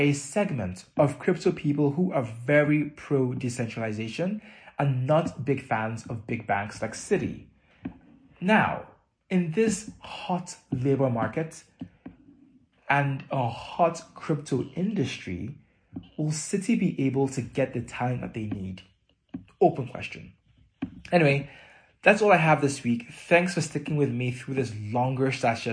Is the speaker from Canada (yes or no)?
no; Nigeria; moved away; growing up in Nigeria